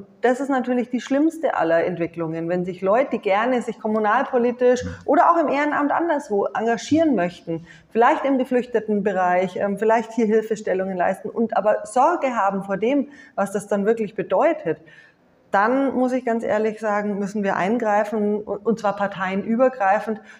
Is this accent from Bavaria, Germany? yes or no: yes; Nuremberg, Bavaria, Germany; now in Munich, Germany; Den Ministerpräsidenten kenne ich jetzt eher ähm, aus meiner Heimatstadt Nürnberg, und wir laufen uns immer mal wieder über den Weg.